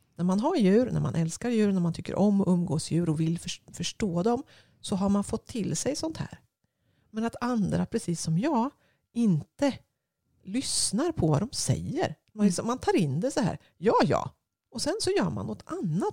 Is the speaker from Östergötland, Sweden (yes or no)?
yes; Östergötland, Sweden; jag är en kvinna från Östergötland